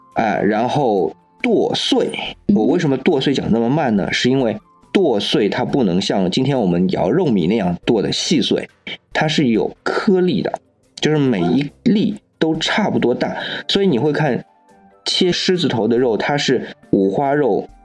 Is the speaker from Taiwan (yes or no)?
no; China; 我们中国人说的“百味盐为首”这样的一个说法